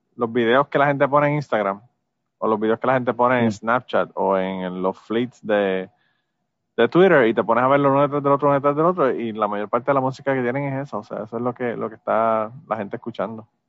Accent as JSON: {"language": "Spanish", "country": "Puerto Rico", "said": "nosotros a veces somos boricuas"}